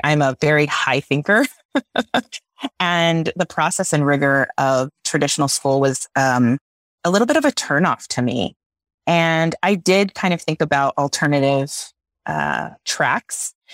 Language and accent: English; South Texas, United States; I grew up in South Texas